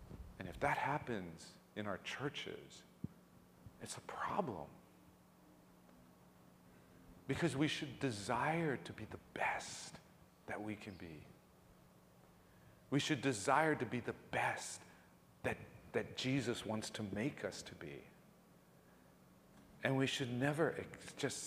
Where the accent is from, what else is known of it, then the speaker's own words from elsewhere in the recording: Ewa Beach, Hawaii, United States; moved away; growing up in Hawaii, and especially growing up in Ewa Beach, not new Ewa Beach, but real Ewa Beach